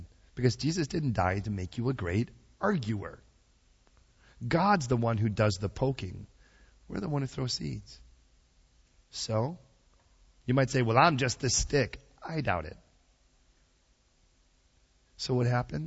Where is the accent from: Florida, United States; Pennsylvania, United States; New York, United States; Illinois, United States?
Illinois, United States; Chicago; moved away; I'm from Chicago originally.